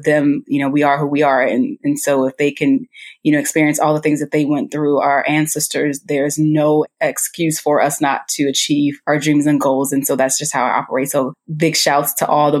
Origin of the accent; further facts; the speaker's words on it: Chicago, Illinois, United States; Born and raised, I am a true Chicagoan by heart. Still have not left the city